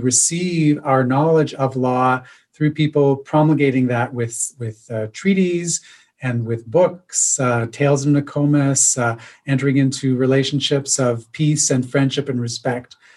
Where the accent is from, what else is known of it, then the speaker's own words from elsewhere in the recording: Neyaashiinigmiing, Ontario, Canada; now in Victoria, Canada; my community is Neashi, and Donjaba, which is uh, the Cape Croker Indian Reserve, about three hours north of Toronto